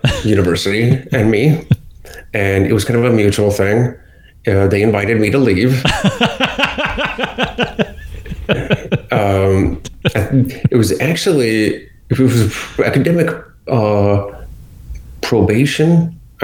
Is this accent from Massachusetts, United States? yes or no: no; Akron, Ohio, United States; moved away as an adult; now in Florida, United States; I grew up in Akron, Ohio, actually a suburb of Bath, Ohio